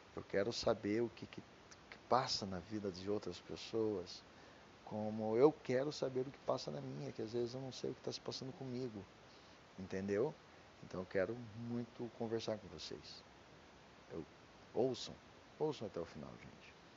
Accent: Curitiba, Paraná, Brazil; Eu sou de Curitiba, então meu DDD é 41

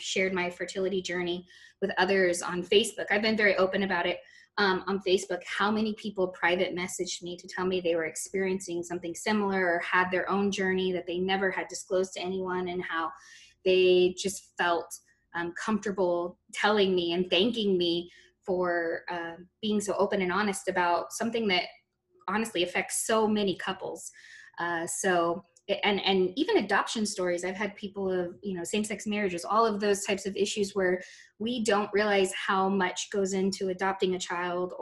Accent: Texas, United States; I grew up in Texas

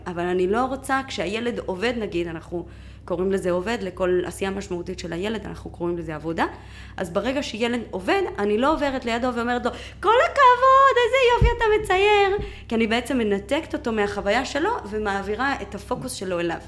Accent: Mexico; moved away as an adult; now in Israel; בגיל 18 עליתי לארץ, אה, וכו' וכו', מאיפה? ממקסיקו. אה, כן, אני באתי במקסיקו, במקסיקו. נולדתי, גדלתי שם

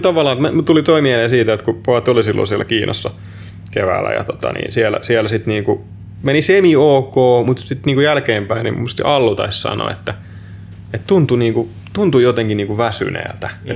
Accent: Finland; moved away; ollaan Suomesta

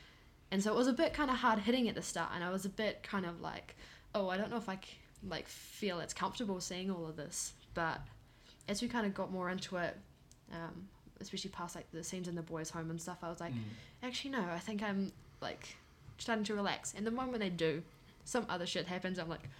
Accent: New Zealand

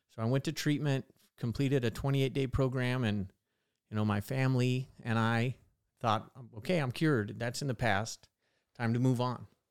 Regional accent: Visalia, California, United States; I grew up in Visalia

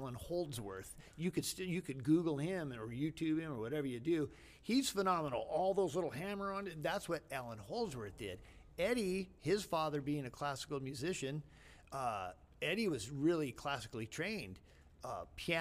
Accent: San Gabriel Valley, California, United States; also born or lived in La Puente, California; I was raised in the San Gabriel Valley as a kid

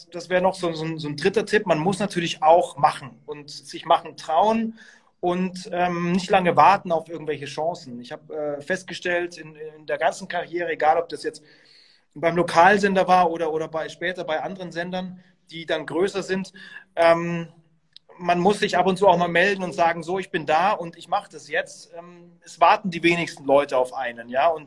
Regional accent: Bavaria, Germany; Ich bin, äh, ich, ich bin Franke und ähm, ich war eigentlich immer Bayern-Fan

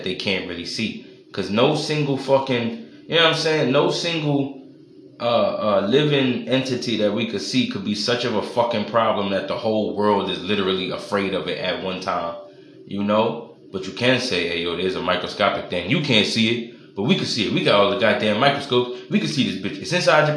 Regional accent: New York City, New York, United States; I'm from New York

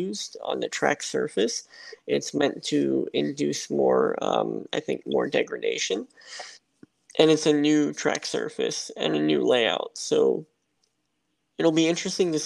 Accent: South Florida, United States; I grew up in South Florida, spent most of my childhood there

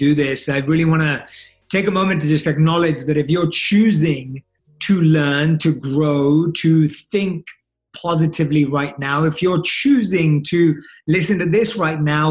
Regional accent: London, United Kingdom; growing up in London, where I was born and raised.

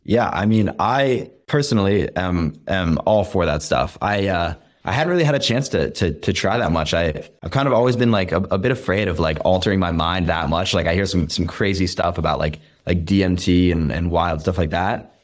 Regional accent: the Berkshires, Western Massachusetts, United States; also born or lived in Boston; I'm from the Berkshires, which is, like, all you can do is just be outdoors

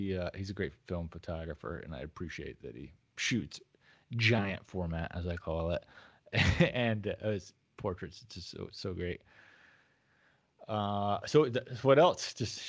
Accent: the South, United States; I'm a Southerner, so I say pecan

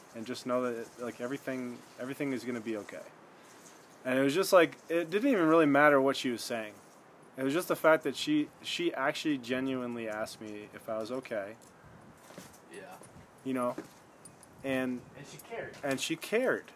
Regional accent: Michigan, United States; we're both from Michigan

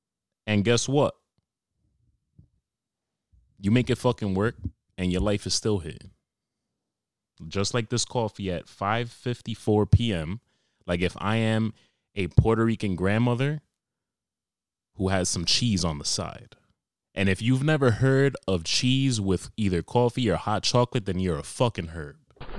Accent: Australia; accent: Australian; As you can tell by my accent, I'm from Australia.

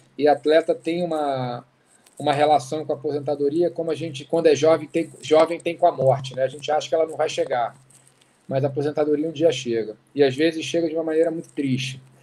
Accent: Rio de Janeiro, Brazil; also born or lived in Oxford, England / Berkeley, California; Eu cresci no Rio de Janeiro, que é uma cidade muito doida

